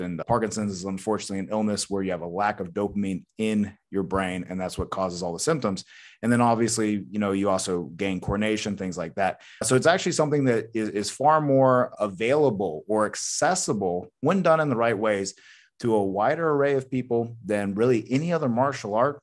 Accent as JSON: {"language": "English", "town": "Athens", "region": "Georgia", "country": "United States", "tie": "born or raised there", "said": "I was born in the South in North Georgia, Athens, Georgia, to be precise, and just raised fairly normal"}